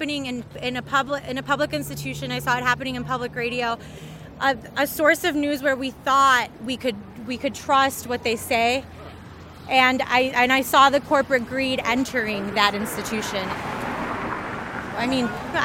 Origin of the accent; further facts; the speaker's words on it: Highland, Indiana, United States; also born or lived in Mexico; I'm from Northwest Indiana, from Highland